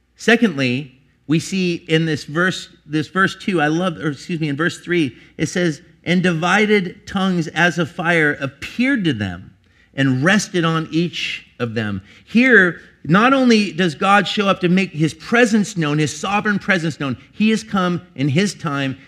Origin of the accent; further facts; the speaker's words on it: Portland, United States; I'm from Portland